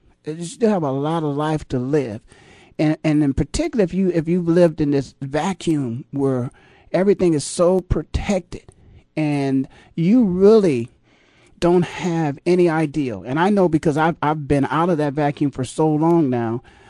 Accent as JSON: {"language": "English", "town": "Canton", "region": "Ohio", "country": "United States", "tie": "born or raised there", "said": "in my hometown of Canton, Ohio"}